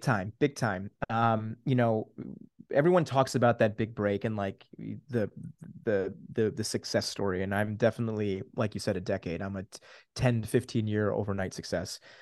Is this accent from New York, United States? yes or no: no; Downingtown, Pennsylvania, United States; also born or lived in Switzerland / New Jersey; Downingtown, Pennsylvania is where I would call home